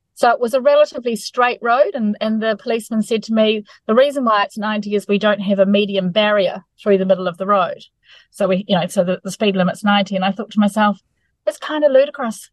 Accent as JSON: {"language": "English", "country": "New Zealand", "said": "as a New Zealander"}